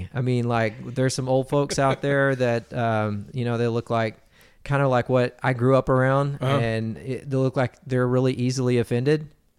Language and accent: English; Texas, United States; So I grew up in Texas, Bible Belt, grew up on, I was like born on the pew, man.